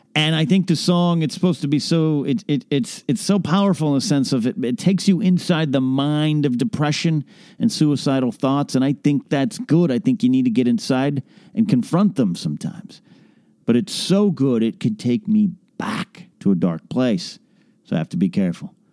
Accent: Arroyo Grande, California, United States; now in Southern California, United States; my hometown of, uh, Royal Grande, Pismo Beach, California

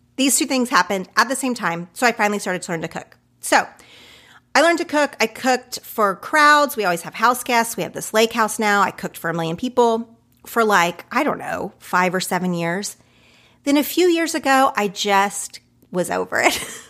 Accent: Oklahoma, United States; now in Los Angeles, United States; the type of food that I grew up with in Oklahoma

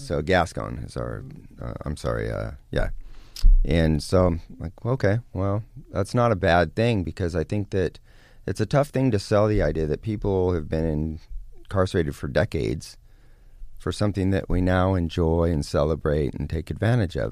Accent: California, United States; also born or lived in Lake Tahoe, Northern California; Northern California. I was born and raised around Lake Tahoe. And then in my, uh, about eleven years old, early teens, moved down to Southern California

